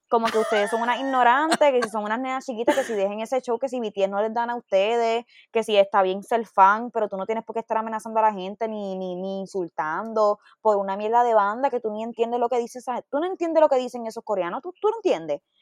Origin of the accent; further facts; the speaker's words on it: Bayamón, Puerto Rico; Yo soy de Bayamón, de San Juan